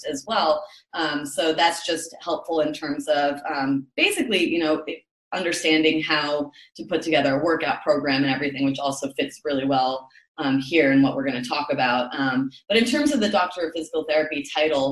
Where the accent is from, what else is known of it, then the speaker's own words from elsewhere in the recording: Toronto, Ontario, Canada; moved away as an adult; now in New York, United States; I live in New York now. Yes, I've been living in New York for about 10 years now, but originally from Toronto.